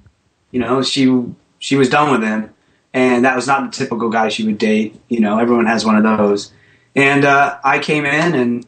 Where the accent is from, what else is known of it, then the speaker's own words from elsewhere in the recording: Rhode Island, United States; Rhode Island.